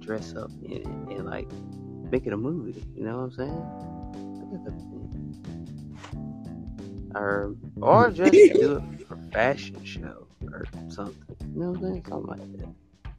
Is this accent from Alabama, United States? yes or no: yes; Alabama, United States; I'm from Alabama